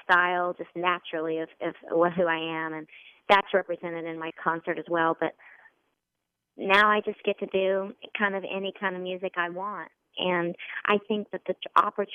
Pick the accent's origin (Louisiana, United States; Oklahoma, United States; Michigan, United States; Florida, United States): Oklahoma, United States; I'm from Oklahoma, so I don't have things that have been that old around me.